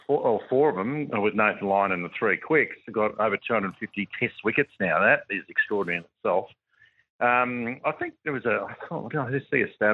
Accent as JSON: {"language": "English", "country": "Australia", "said": "However, as an Australian, former Australian player or a cricketer, no, you want to smash every team you play."}